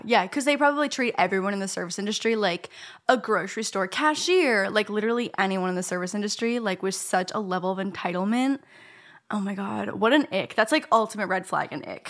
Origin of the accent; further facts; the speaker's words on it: Canada; I'm Canadian